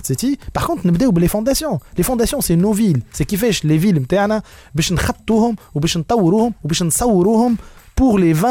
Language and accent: Arabic; Tunisia